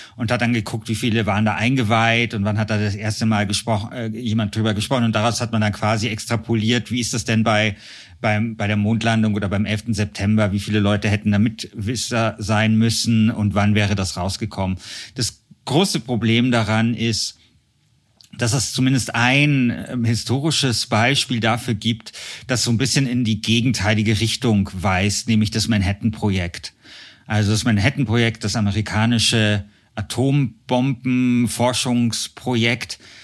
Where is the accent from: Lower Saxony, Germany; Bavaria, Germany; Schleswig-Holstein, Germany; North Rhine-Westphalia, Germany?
Bavaria, Germany; Munich; hier in München, wo ich herkomme